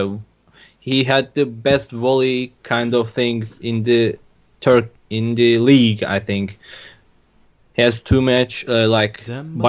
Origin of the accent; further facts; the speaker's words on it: Istanbul, Turkey; English is a second language; I'm from Istanbul, Turkey. I've been living in here ever since